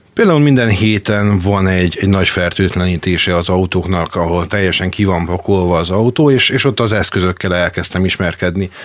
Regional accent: Makó, Csongrád-Csanád, Hungary; also born or lived in Szeged; Ez még Makon volt, én eredetileg makói származású vagyok

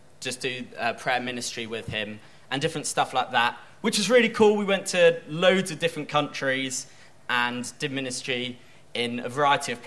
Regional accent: Bournemouth, South West England, United Kingdom; moved away as an adult; now in Whitstable, United Kingdom; I'm from Bournemouth, which I call the California of England.

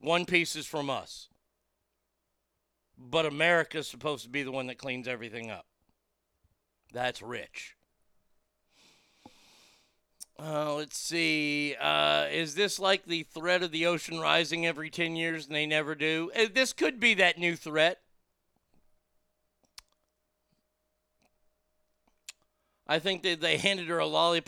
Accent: United States; I'm American.

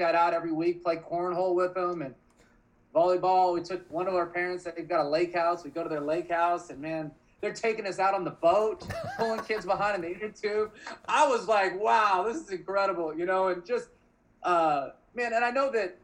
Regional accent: Oregon, United States; I grew up in Oregon

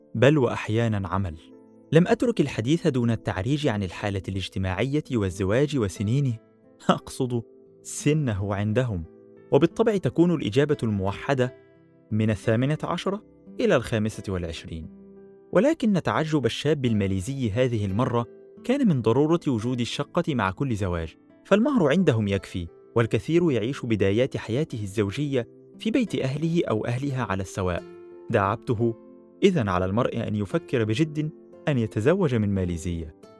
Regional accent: Egypt

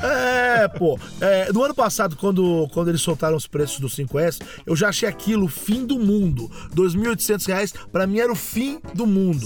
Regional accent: Machado, Minas Gerais, Brazil; moved away; eu comecei a fazer rádio no ano 2000 lá em Minas Gerais

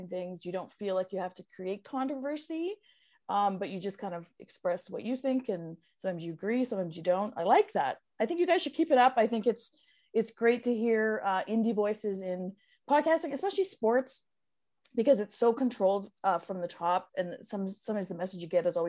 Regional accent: Ontario, Canada; I'm from Ontario, kind of central.

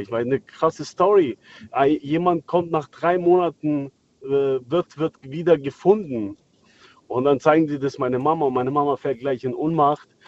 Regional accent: Kosovo; moved away; ich komme aus dem, äh, aus dem Kriegsgebiet damals, 1999. Und äh, wir wurden aus dem Dorf vertrieben damals von den äh, Serben.

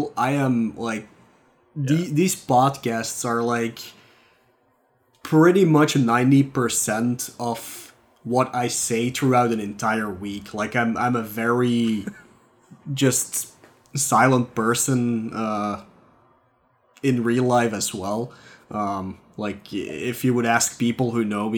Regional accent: Flanders, Belgium; accent: Flemish; English is a second language; my Flemish accent

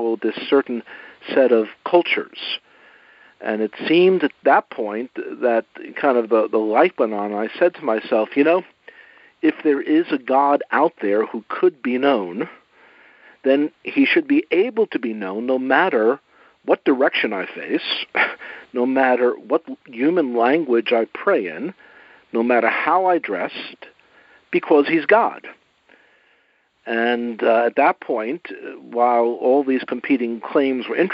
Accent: New York City, New York, United States; growing up in Brooklyn, you just hopped on the subway

